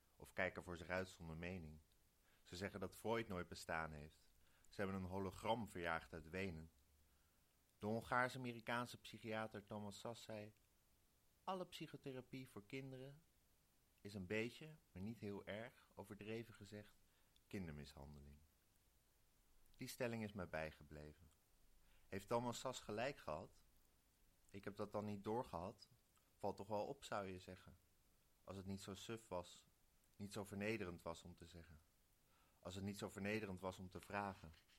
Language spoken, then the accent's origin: Dutch; Wijk bij Duurstede, Utrecht, Netherlands; ik kom uit Wijk. Dat is hier acht kilometer vandaan. En daar zeggen we Doorn